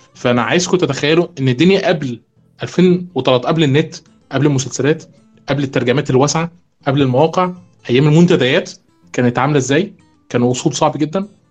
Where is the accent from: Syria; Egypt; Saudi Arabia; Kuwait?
Egypt; احنا كمصريين